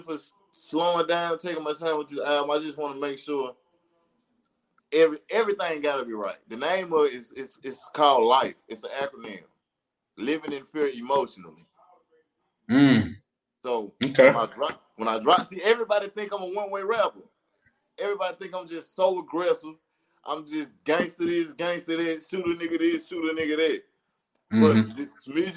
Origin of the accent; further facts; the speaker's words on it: Jackson, Mississippi, United States; I'm from the west side, bro. I'm from Cabot Street.